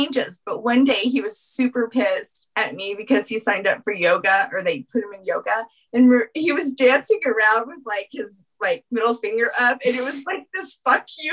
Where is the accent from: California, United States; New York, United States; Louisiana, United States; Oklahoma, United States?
Louisiana, United States; New Orleans; I'm from New Orleans.